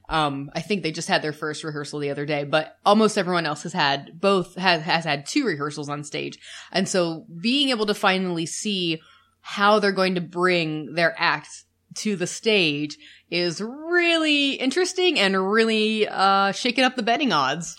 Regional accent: United States; We're the American couple

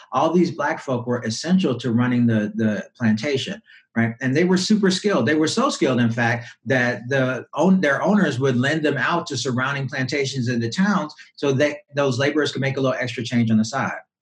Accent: Louisiana, United States; I was raised in Louisiana

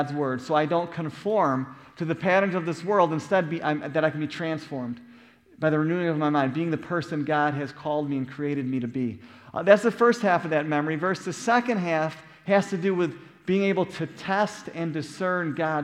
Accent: Buffalo, New York, United States; moved away; growing up in Buffalo, New York.

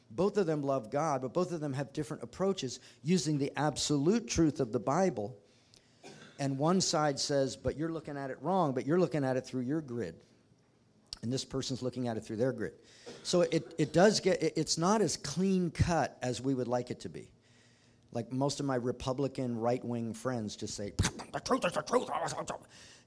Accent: United States; as citizens of the United States

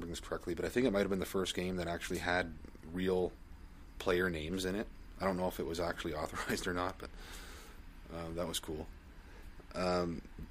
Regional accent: Canada; I'm Canadian

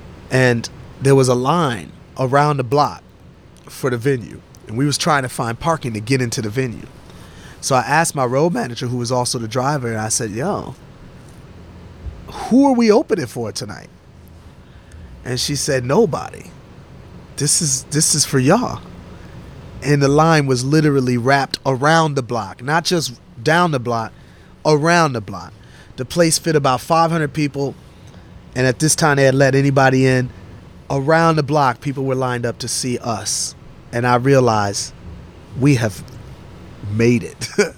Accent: New York, United States; The world wasn't ready, Speech. I'm from New York, Speech.

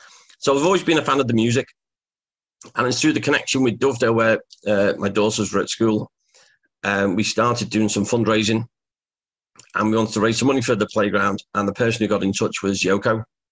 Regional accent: Liverpool, North West England, United Kingdom; growing up in the Dingle, where Ringo is from. Literally, came out my back gate at the bottom of Madryn Street, where Ringo was born. I went to the primary school, or elementary school, that Ringo had gone to, St. Silas. I lived in the Dingle

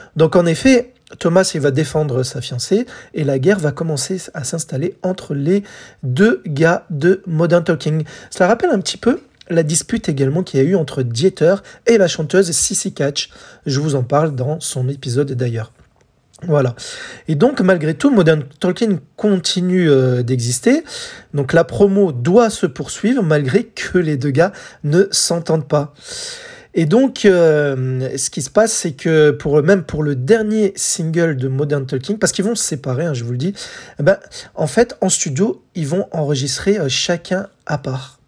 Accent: France; chez nous en France

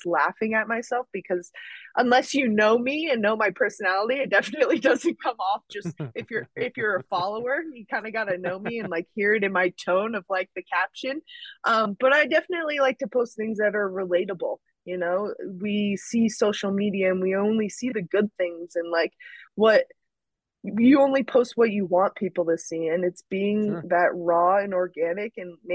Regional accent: Rockville Centre, New York, United States; also born or lived in Oceanside, New York / Mount Snow, Vermont; I'm from Rockville Center, Oceanside. My dad and all my family are in Garden City, so Nassau County.

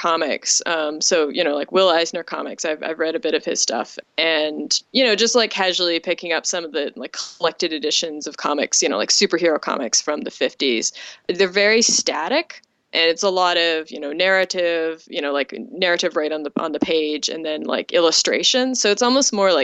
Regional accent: Ontario, Canada; born or raised there

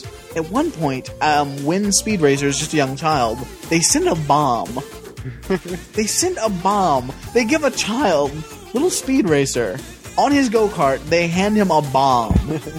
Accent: Jackson, Tennessee, United States; We are from Jackson fucking Tennessee

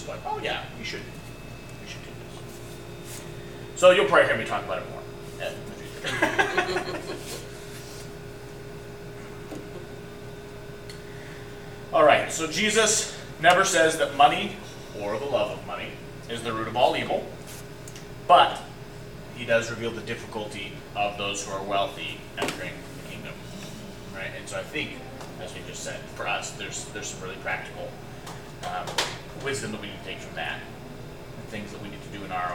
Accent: United States; as American Christians

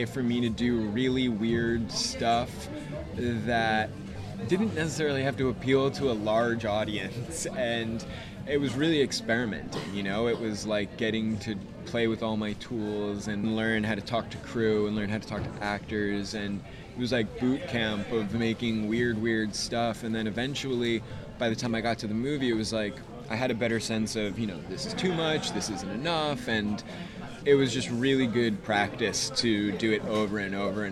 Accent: United States; I grew up right outside of New York City

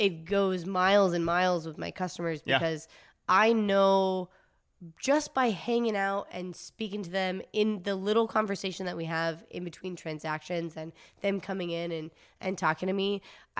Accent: Georgia, United States; now in Fullerton, United States; I'm from Georgia. Okay. My mom lives in Atlanta

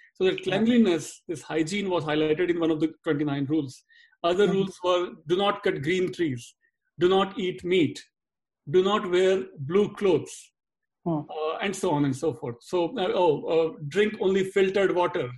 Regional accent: India; now in Dallas, United States; I'm speaking as an Indian

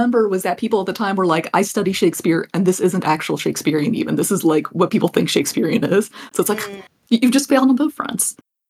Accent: United States; that's why we're American.

